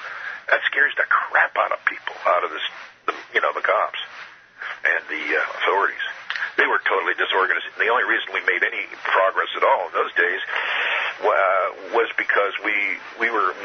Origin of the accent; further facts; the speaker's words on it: San Francisco, California, United States; growing up in San Francisco, prior to the 68 riots, street riots and stuff, and the assassination of Martin Luther King, everybody in San Francisco pretty much, not 100%, but pretty much left their doors open.